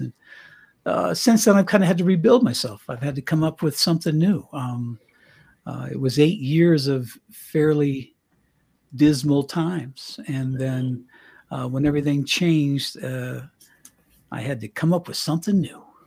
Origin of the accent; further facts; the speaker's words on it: Canon City, Colorado, United States; moved away as an adult; also born or lived in Knoxville / Miami; I grew up in Colorado, a little town called Canyon City, Colorado.